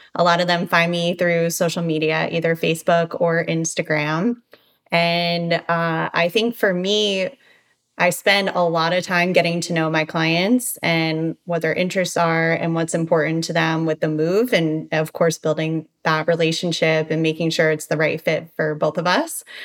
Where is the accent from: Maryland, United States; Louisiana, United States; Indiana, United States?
Maryland, United States; Baltimore; moved away as an adult; now in Boca Raton, United States; I'm originally from Baltimore, Maryland.